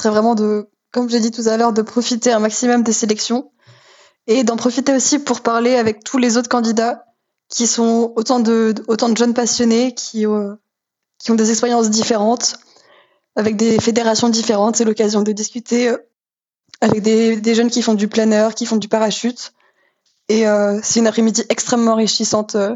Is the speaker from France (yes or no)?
yes; France; Oui, c'est sûr qu'on s'entend tous en tant que français super bien.